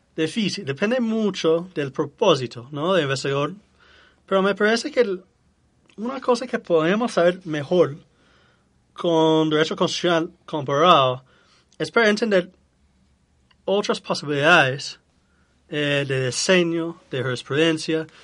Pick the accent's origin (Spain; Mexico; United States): United States; Spanish is a second language